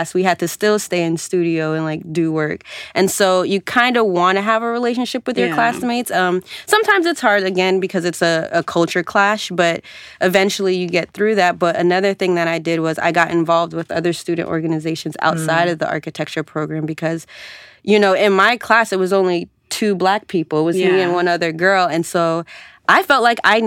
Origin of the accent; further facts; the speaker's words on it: Georgia, United States; moved away as an adult; at the time I was coming from Georgia, going to a school up north